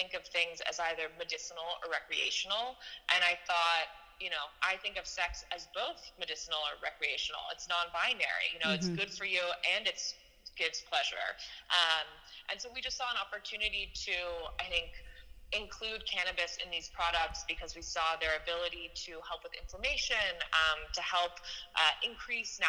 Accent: San Francisco, California, United States; we grew up together in San Francisco

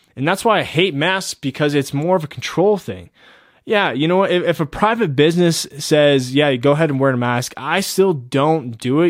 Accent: United States; we are as Americans

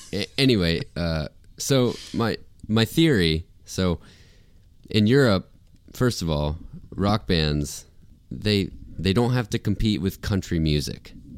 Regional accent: St. Augustine, Florida, United States; moved away as an adult; also born or lived in Nashville; in my hometown, we had one venue where touring bands played, um, and it was called Cafe Eleven

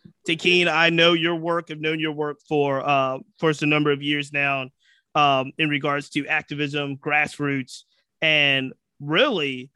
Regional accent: the South, United States; I was raised in the South.

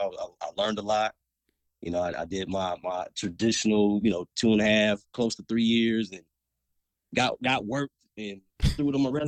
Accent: Los Angeles, California, United States; moved away; I'm from

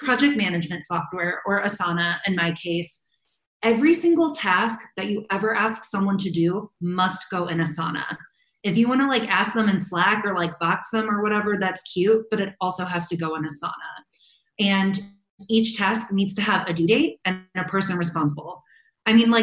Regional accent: St. Louis, Missouri, United States; moved away as an adult; now in Chicago, United States; my family moved from my hometown of St. Louis to Chicago

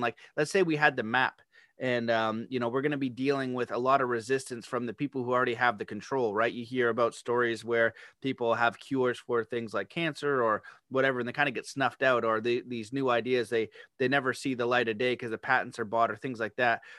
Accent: Canada; I'm Canadian

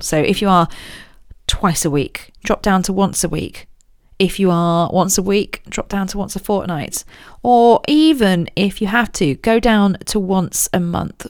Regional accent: Royal Berkshire, South East England, United Kingdom; I grew up in Royal Berkshire

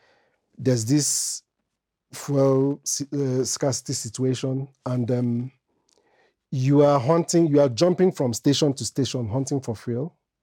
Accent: Belgium; As early as 3, while growing up in Belgium, I have an elder brother.

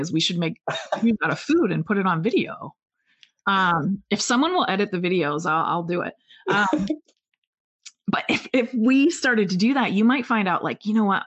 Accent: a small town in Pennsylvania, United States; moved away as an adult; also born or lived in Oregon; I was from Pen- a small town in Pennsylvania

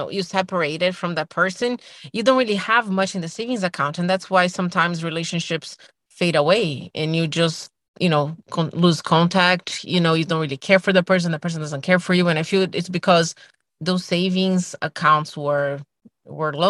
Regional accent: Brazil; moved away as an adult; now in United States; I'm from Brazil and, you know, I spend all my adulthood here by myself, my family is still in Brazil

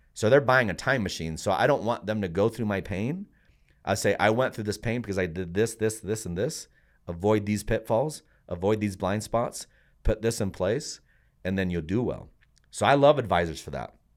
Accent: Puerto Rico; now in United States; I'm from Puerto Rico

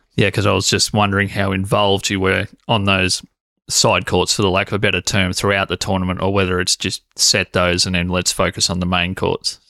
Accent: Corryong, Victoria, Australia; I grew up in Coryong

